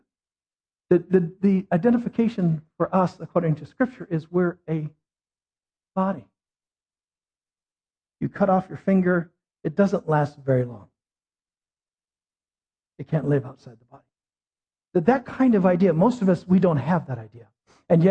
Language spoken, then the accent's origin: English; United States; as an American